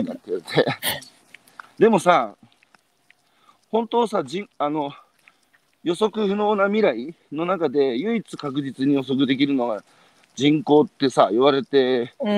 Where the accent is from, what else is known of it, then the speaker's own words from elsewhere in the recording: Iwate, Japan; moved away as an adult; now in Tokyo, Japan; 18で岩手を出る